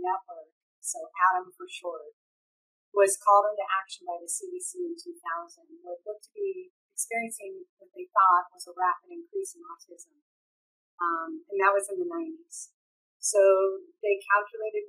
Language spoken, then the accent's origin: English; California, United States; I'm from California